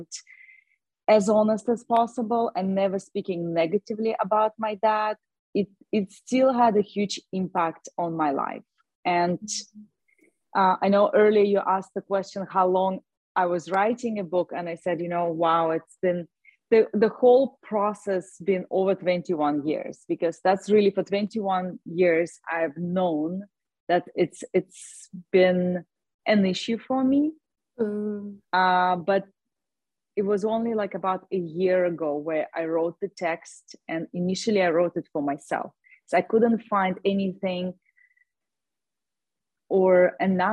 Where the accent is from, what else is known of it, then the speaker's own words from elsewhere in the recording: Russia; moved away as an adult; also born or lived in Ireland / California; now in Austin, United States; I was born in Russia. When I was 19, I moved to Ireland